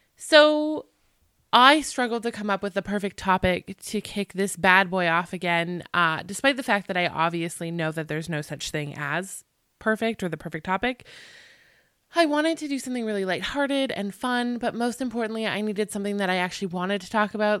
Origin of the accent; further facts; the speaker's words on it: Canada; I'm Canadian